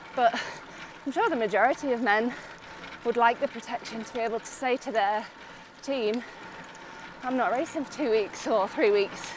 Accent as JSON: {"language": "English", "town": "Otley", "region": "Yorkshire and the Humber", "country": "United Kingdom", "tie": "born or raised there", "moved": "as an adult", "lives_now": "Monaco", "said": "I grew up in Otley my whole life."}